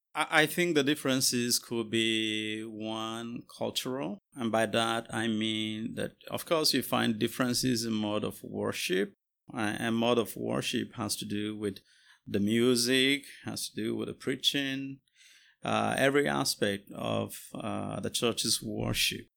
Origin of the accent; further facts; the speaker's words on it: Jos, Plateau, Nigeria; moved away as an adult; now in United States; I am a pastor from Jos, Nigeria, uh, but here in the U S, uh, going to school